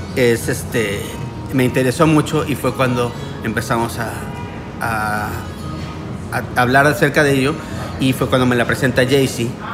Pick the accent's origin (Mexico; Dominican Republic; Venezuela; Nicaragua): Mexico; now in Miami, United States; Nosotros somos mexicanos, pero estamos viviendo en Miami